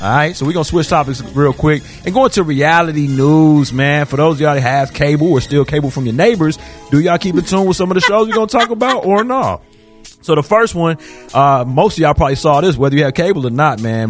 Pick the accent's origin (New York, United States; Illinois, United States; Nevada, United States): Illinois, United States; Chicago; I'm from Chicago